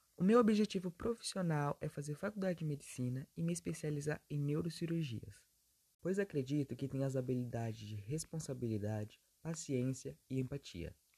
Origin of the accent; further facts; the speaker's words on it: Valparaíso, São Paulo, Brazil; Tenho 15 anos, nasci e moro em Valparaíso